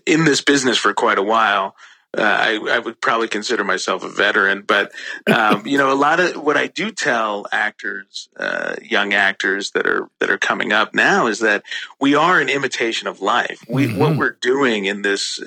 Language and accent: English; Washington, District of Columbia, United States; also born or lived in Kampala, Uganda; growing up in Washington, D.C.